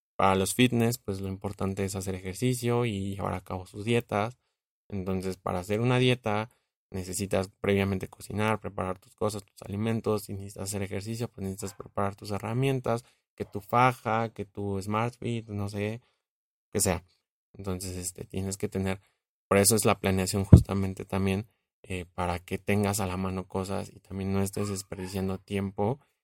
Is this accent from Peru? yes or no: no; Mexico; como buen mexicano